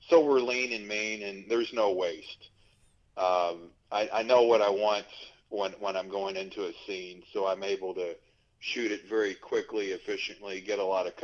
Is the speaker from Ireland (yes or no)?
no; Louisville, Kentucky, United States; now in Los Angeles, United States; as a kid, I used to sell tip sheets outside Churchill Downs to make a few bucks